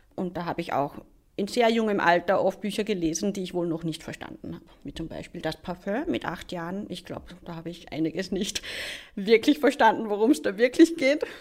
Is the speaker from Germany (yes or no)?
no; Liezen district, Upper Styria, Austria; Ich bin aufgewachsen in der Obersteiermark, im steirischen Enstal, im wunderschönen Bezirk Liezen